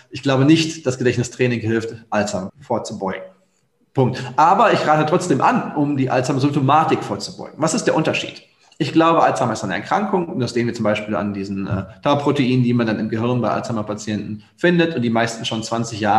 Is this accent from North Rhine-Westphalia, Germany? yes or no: yes; Bochum, North Rhine-Westphalia, Germany; moved away as an adult; also born or lived in Hattingen / Nijmegen; now in Lower Rhine, Germany; Meine Familie ist im Ruhrgebiet, da wo ich aufgewachsen bin, in Hattingen und Bochum.